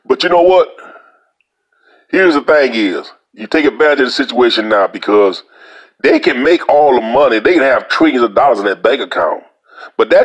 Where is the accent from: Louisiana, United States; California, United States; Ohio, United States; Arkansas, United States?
Louisiana, United States; I'm from Louisiana